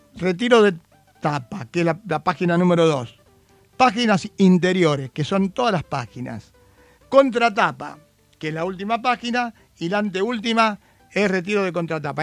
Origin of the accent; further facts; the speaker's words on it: Argentina; en nuestro país